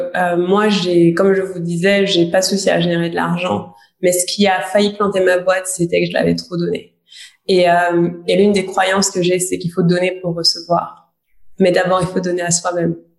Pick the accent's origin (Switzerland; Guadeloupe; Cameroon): Guadeloupe; j'ai grandi dans une famille modeste, je viens de Guadeloupe